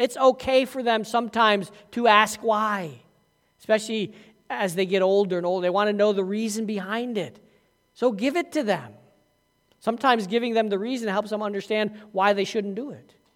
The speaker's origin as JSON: {"language": "English", "town": "Massena", "region": "New York", "country": "United States", "tie": "born or raised there", "said": "I grew up in Messina, so by the time you were five years old, you were playing ice hockey with skates on your feet."}